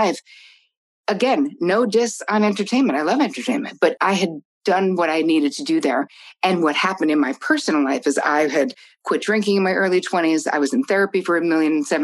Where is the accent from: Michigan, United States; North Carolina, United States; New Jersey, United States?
New Jersey, United States; I'm from Jersey